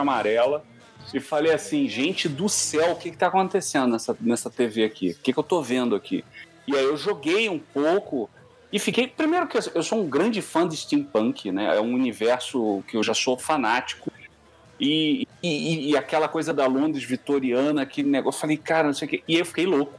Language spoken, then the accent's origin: Portuguese; Brazil; eu sou brasileiro